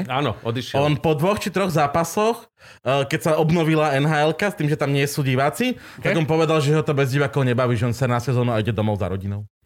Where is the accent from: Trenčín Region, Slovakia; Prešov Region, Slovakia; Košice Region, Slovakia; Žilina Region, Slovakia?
Prešov Region, Slovakia; Toporec; moved away; keď som doma, no doma, takže už doma, v Toporci, od, kde už naši bývajú